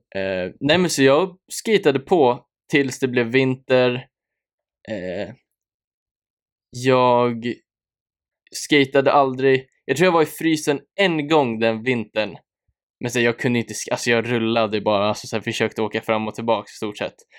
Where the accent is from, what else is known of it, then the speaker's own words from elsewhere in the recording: Nykvarn, Stockholm County, Sweden; also born or lived in Södertälje; där växte jag upp med min familj